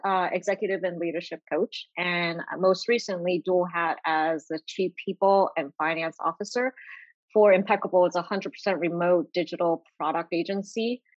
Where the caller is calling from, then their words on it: Boston, Massachusetts, United States; I'm calling in from Boston, Massachusetts.